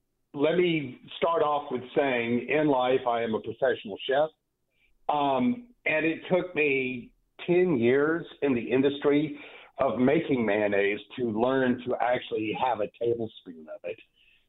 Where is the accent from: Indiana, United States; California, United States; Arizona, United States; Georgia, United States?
Georgia, United States; Athens; I am born and raised in Athens, Georgia. I went to the university